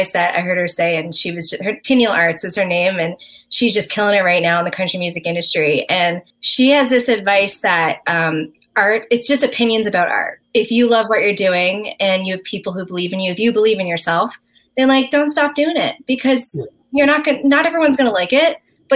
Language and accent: English; Newfoundland and Labrador, Canada; moved away as an adult; now in Nashville, United States